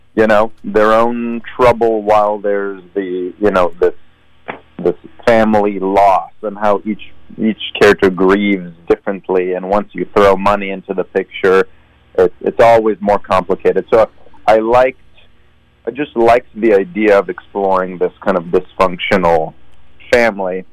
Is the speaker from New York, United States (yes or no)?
no; Sunnyvale, California, United States; moved away; also born or lived in Israel; I grew up in the Bay Area. So I mean, I I was born and and raised in Israel till I was nine, but then I I moved to the states. So um, I did you know middle school, high school in the Bay Area. I'm from Sunnyvale.